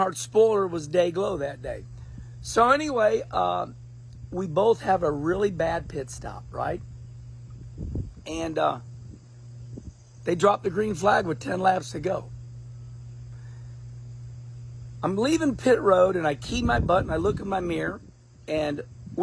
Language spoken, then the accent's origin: English; St. Louis, Missouri, United States; moved away; also born or lived in Arnold, Missouri / Rolla, Missouri; I came out of St. Louis, Missouri. Arnold, Missouri. Rolla, Missouri. I was born in the Midwest with my family